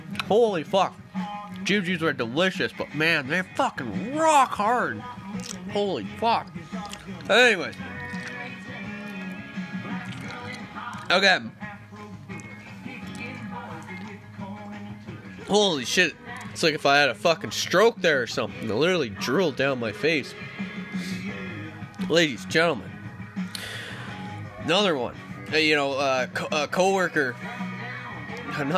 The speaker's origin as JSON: {"language": "English", "region": "Ontario", "country": "Canada", "tie": "born or raised there", "moved": "yes", "lives_now": "British Columbia, Canada", "said": "I grew up in Ontario."}